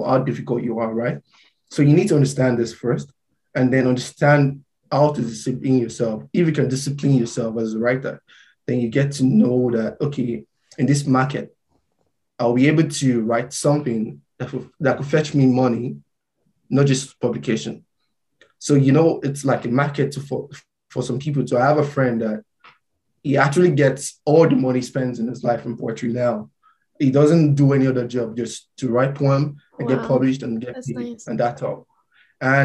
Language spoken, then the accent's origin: English; Nigeria; now in Mississauga, Canada; I wrote about being Nigerian